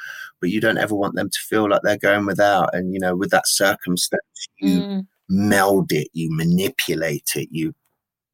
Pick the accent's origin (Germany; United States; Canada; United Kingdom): United Kingdom; Leicester, East Midlands; now in Nottingham, United Kingdom; I was from Beaumont Leys.